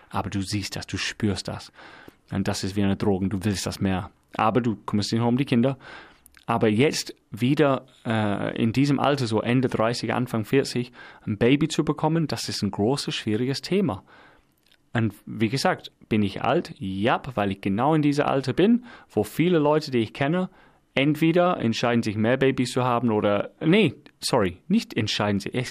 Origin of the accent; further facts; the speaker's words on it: England, United Kingdom; Ich bin Engländer.